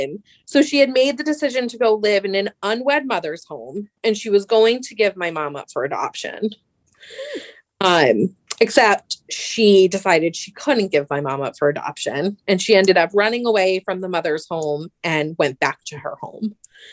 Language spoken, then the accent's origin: English; Germany; born there; I was born in Germany in 1982, where my dad was stationed, and her brothers were in Germany stationed there as well at the time.